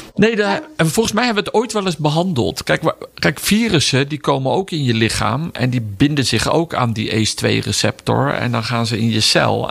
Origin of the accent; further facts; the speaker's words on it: Netherlands; wij als Nederlanders